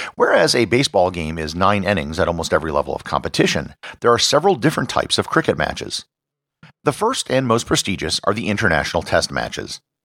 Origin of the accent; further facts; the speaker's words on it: United States; as an American